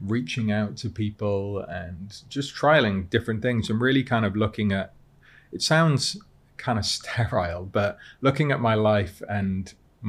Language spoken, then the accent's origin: English; Cardiff, Wales, United Kingdom; moved away as an adult; now in London, United Kingdom; I'd lived in Cardiff all my life at the time. So I grew up in Cardiff.